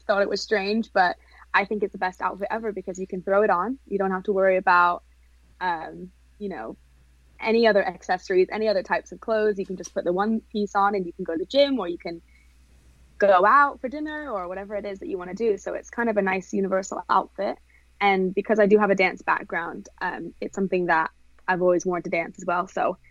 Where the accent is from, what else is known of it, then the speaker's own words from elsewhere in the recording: England, United Kingdom; also born or lived in Hollywood; now in Orange County, United States; I'm from England originally